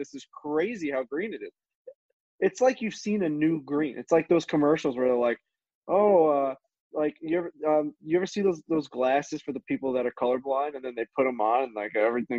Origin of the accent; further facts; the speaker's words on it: Long Island, New York, United States; I'm from Long Island